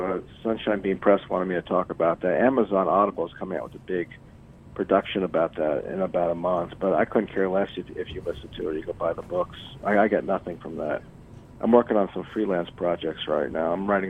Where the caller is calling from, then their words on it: Virginia, United States; I'm calling from Northern Virginia.